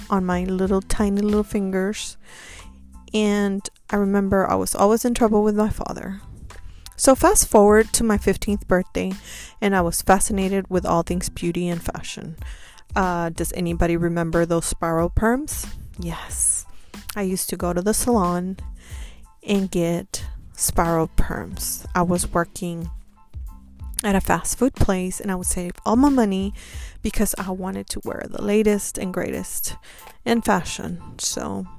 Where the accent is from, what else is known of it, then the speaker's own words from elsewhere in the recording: Houston, Texas, United States; moved away as an adult; also born or lived in Tampa, Florida; I moved back to my hometown, Houston.